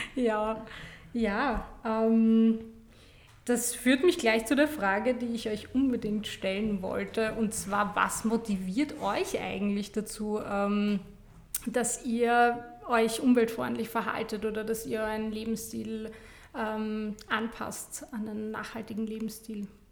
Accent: Vienna, Austria; Ich bin in Stammersdorf aufgewachsen

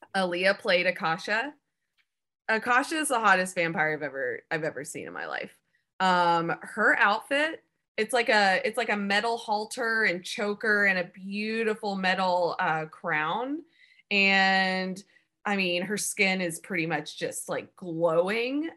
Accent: Alabama, United States; moved away as an adult; also born or lived in Savannah, Georgia; I grew up in Alabama and then went to school and moved to Savannah, Georgia

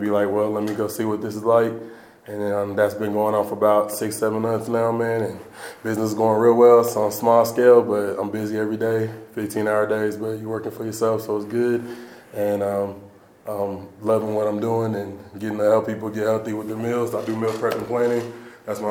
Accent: Allen, Texas, United States; moved away as an adult; now in Boulder, United States; growing up in Allen

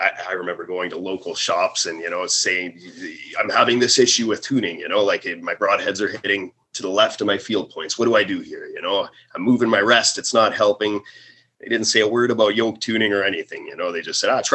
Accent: Vancouver Island, British Columbia, Canada; I grew up on Vancouver Island

